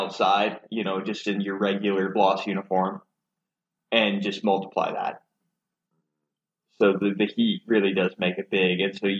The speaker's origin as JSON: {"language": "English", "region": "Alabama", "country": "United States", "said": "we're from Alabama."}